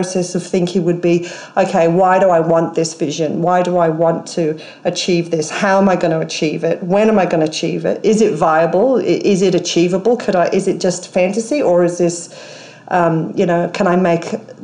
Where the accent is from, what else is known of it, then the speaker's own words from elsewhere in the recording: Wales, United Kingdom; moved away as an adult; now in Australia; I was born in Wales in the UK